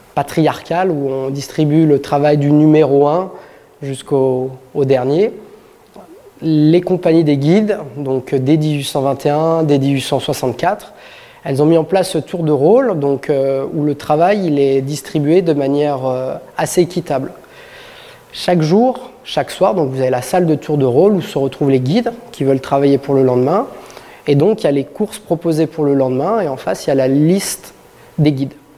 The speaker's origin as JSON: {"language": "French", "town": "Saint-Gervais-les-Bains", "region": "Auvergne-Rhône-Alpes", "country": "France", "said": "je suis originaire de Saint-Gervais"}